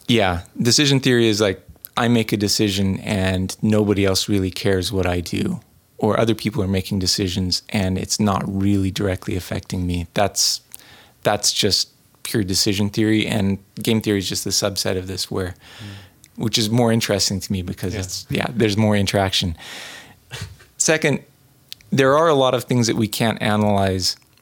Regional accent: New England, United States; growing up in New England

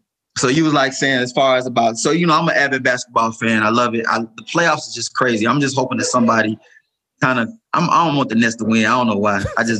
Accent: Milwaukee, Wisconsin, United States; I was born and raised in Milwaukee.

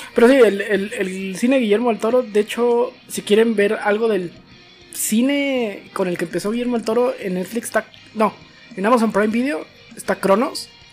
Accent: northern Mexico, Mexico; como mexicano

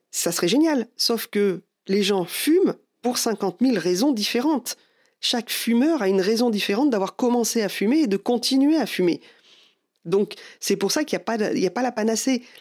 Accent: France; Bon, bah, je suis désolé, mais déjà en tant que Français, on est râleur.

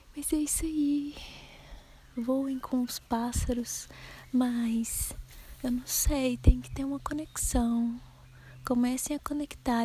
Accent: Minas Gerais, Brazil; accent: mineiro; o sotaque mineiro que a gente tem, né? Quase caipira

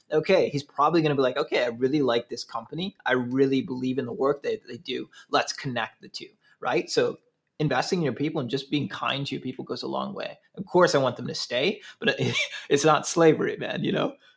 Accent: Saint Paul, Minnesota, United States; now in Milwaukee, United States; I'm originally from Twin Cities. Grew up in uh, Highland Park area

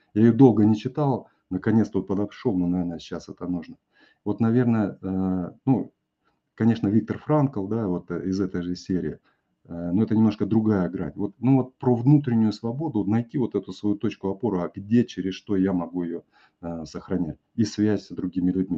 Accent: Kazakhstan; Я вырос в Казахстане

